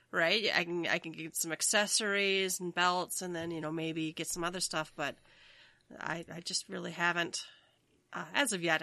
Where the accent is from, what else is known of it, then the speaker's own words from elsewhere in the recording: Minnesota, United States; I'm from Minnesota